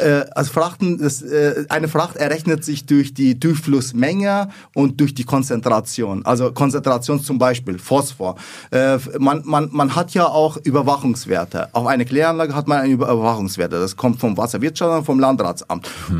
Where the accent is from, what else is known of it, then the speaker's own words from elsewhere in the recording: Lower Bavaria, Germany; accent: Bavarian; also born or lived in Iraq; ich bin in Niederbayern aufgewachsen, also Frei und Grafenau, äh, das ist meine Heimat